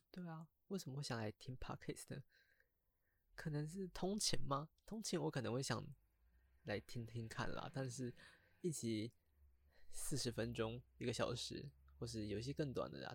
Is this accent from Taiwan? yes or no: yes; Taiwan; 我是一个来自台湾的高中生